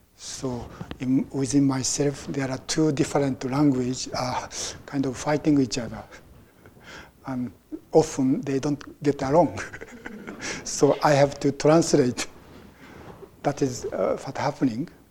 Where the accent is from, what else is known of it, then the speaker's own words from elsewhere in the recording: Japan; now in United States; I was born in Japan and I became a Buddhist, and now I live in America. So my view is uh, basically Japanese Buddhist point of view